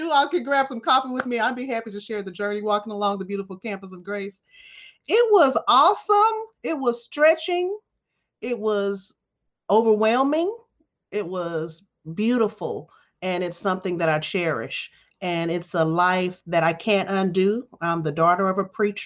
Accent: Dallas, Texas, United States; moved away as an adult; also born or lived in New York; I'm in Dallas, Texas, my hometown, the all-American city of Dallas

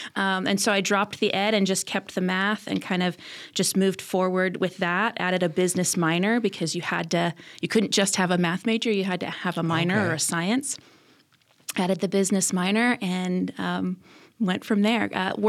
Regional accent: Fort Wayne, Indiana, United States; also born or lived in Illinois / Ohio; My dad was a pastor, and so grew up in a bunch of different churches kind of all over Illinois, Indiana, Ohio, and then landed in Fort Wayne for high school.

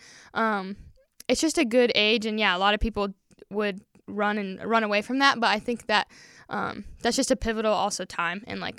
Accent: Wisconsin, United States; born there; also born or lived in Peru; but yeah, so lived in Peru. I was born in Wisconsin, so we're huge Wisconsin sports

